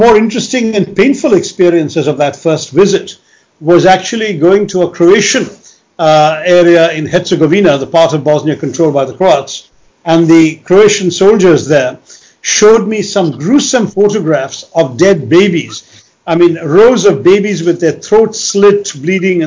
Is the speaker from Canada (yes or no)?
no; India; as an Indian